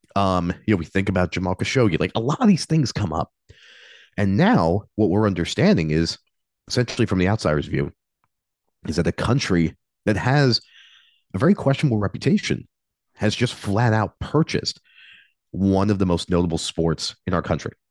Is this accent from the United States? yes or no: yes; United States; I'm an American